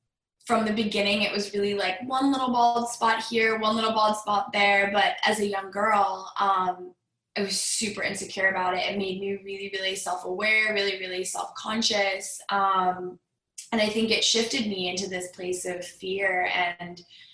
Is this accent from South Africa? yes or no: no; Greenwich, Connecticut, United States; I grew up in Greenwich, Connecticut on the East Coast